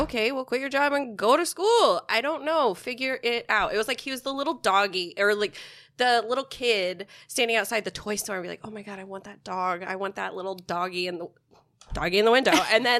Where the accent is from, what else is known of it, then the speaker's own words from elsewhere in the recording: Indiana, United States; moved away as an adult; also born or lived in North Carolina; now in New York, United States; Indiana? My home state. That's where I'm from.